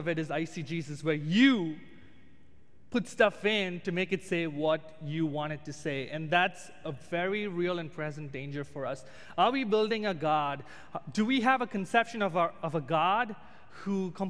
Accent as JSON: {"language": "English", "country": "India", "moved": "as an adult", "said": "being an Indian"}